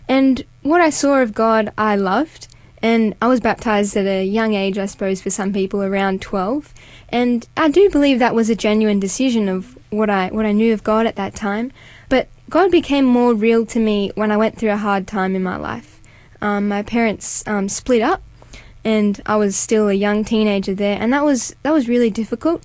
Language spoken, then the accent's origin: English; North Coast, New South Wales, Australia; I'm from a beautiful part of New South Wales, so the North Coast. And yeah, I grew up as an only child